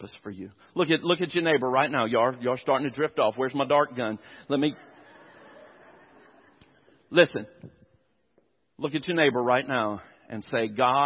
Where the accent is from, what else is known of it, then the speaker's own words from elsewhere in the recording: near the Chowan River, North Carolina, United States; I grew up out in the country. I grew up near the Chowan River